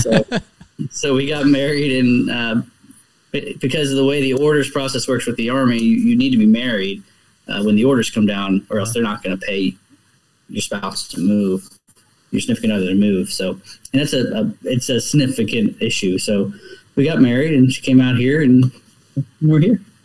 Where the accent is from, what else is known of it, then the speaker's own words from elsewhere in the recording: Martinsburg, West Virginia, United States; I grew up uh, outside of Martinsburg, West Virginia